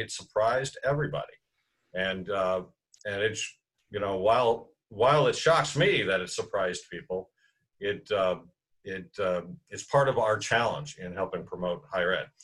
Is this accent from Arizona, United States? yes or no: yes; Tucson, Arizona, United States; Tucson's my hometown